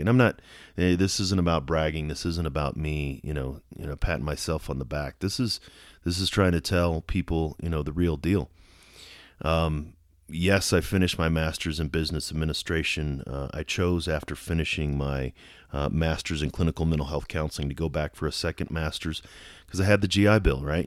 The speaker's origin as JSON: {"language": "English", "town": "Colorado Springs", "region": "Colorado", "country": "United States", "tie": "born or raised there", "said": "here in my hometown of Colorado Springs"}